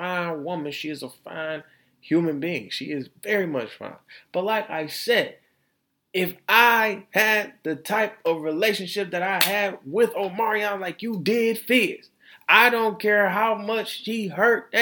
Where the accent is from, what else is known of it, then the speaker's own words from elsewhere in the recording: Florida, United States; my home state of Florida